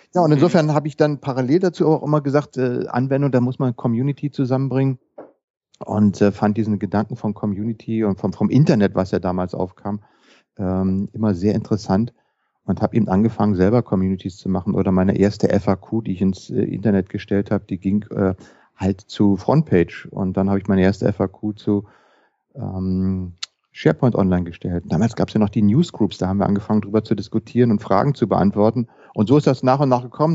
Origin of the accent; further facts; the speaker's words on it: Berlin, Germany; bin geboren in Berlin, lebe in Berlin